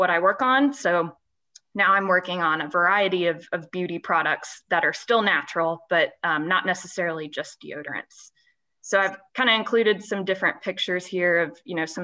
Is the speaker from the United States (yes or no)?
yes; Columbus, Indiana, United States; moved away as an adult; also born or lived in West Lafayette, Indiana; now in Cincinnati, United States; I am from Indiana, so I was born and raised in Columbus, Indiana. I now live in Cincinnati